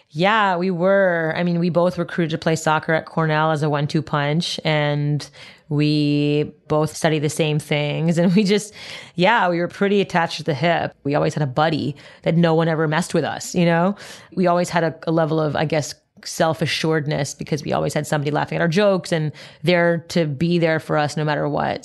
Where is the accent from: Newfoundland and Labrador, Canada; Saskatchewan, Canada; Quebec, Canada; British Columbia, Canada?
Quebec, Canada; Montreal; I grew up in Montreal, Canada